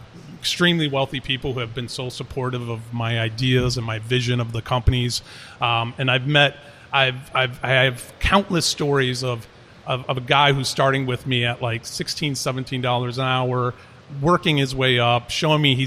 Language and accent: English; Paris, Île-de-France, France; moved away; my mother is French, and I grew up a lot in Paris